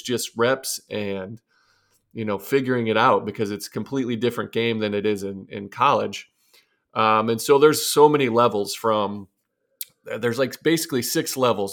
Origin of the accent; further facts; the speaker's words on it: Arcadia, Ohio, United States; moved away as an adult; also born or lived in Dayton, Ohio / New York; I'm from Arcadia, Ohio, Northwest Ohio